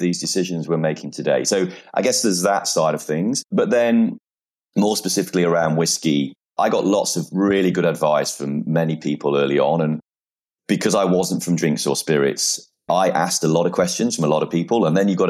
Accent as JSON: {"language": "English", "area": "Peak District, Derbyshire", "region": "East Midlands", "country": "United Kingdom", "tie": "born or raised there", "moved": "as an adult", "said": "we're both from the area. We spent some time living away for sort of 13 years."}